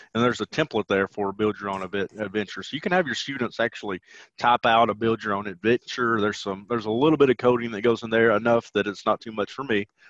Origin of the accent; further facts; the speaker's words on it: the South, United States; accent: southern twang; have a southern twang about me